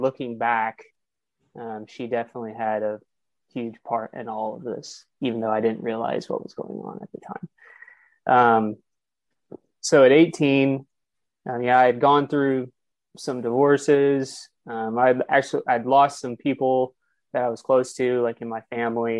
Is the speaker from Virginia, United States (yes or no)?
no; Kansas City, Missouri, United States; So, again, I'm from Kansas City.